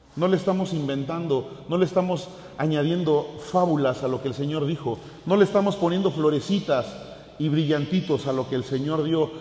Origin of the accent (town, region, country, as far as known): Mexico